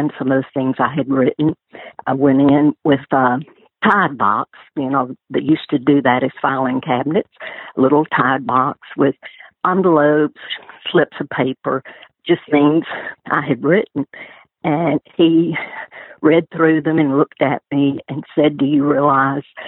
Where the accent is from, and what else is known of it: Florence, Alabama, United States